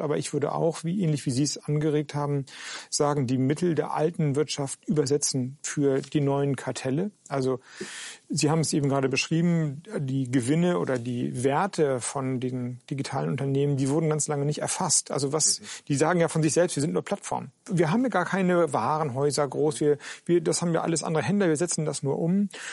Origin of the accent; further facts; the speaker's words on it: Schleswig-Holstein, Germany; moved away; in Schleswig-Holstein, in meinem alten Heimatland